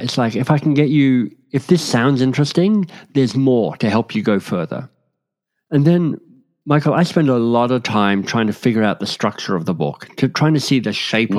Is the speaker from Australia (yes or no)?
yes; Australia; moved away as an adult; also born or lived in Oxford, England / London, England / Boston, United States; now in Toronto, Canada; I grew up in Australia and was pretty happy there. But, um, in my mid 20s won a scholarship that took me to England